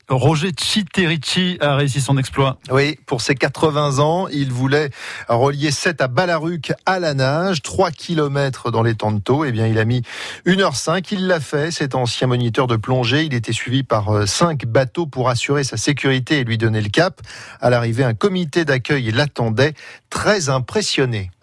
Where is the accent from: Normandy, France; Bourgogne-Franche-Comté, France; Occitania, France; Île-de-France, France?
Bourgogne-Franche-Comté, France; Burgundy; je suis de la Bourgogne